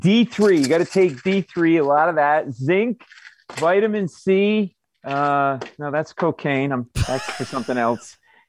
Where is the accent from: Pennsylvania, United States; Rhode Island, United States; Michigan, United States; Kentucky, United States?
Rhode Island, United States; Providence; now in New York, United States; I grew up in Providence. I'm not like a New Yorker. I mean, I got my whole family still in Rhode Island. My mother, everybody's up there.